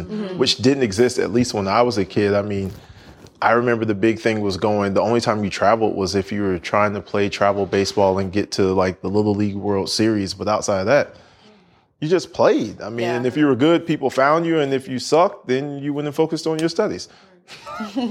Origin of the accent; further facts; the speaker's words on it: Orlando, Florida, United States; I'm from Orlando. I'm from Florida.